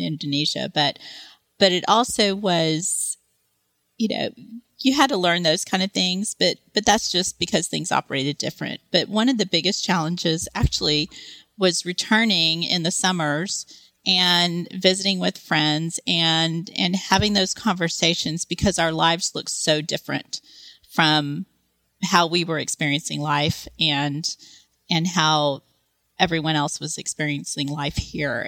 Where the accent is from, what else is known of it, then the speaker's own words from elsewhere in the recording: Texas, United States; moved away as an adult; where I grew up in Texas